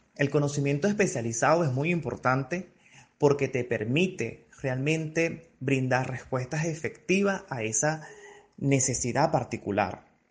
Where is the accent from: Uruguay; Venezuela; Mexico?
Venezuela